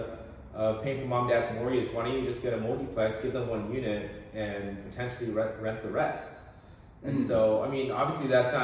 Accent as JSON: {"language": "English", "town": "Portland", "region": "Oregon", "country": "United States", "tie": "born or raised there", "also_born_or_lived": "Seattle, Washington / Bay Area, California", "moved": "as an adult", "lives_now": "Portland, United States", "said": "born and raised in Portland, Oregon. I was in the Alberta Arts area before it was trendy"}